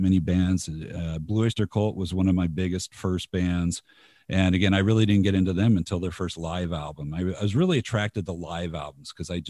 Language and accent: English; Covina, California, United States; now in Utah, United States; I grew up in Los Angeles. I in the Los Angeles suburbs